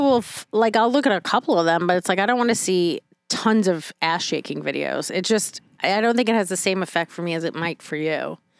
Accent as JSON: {"language": "English", "town": "New York City", "region": "New York", "country": "United States", "said": "I am from New York City. I am the garbage that was made there."}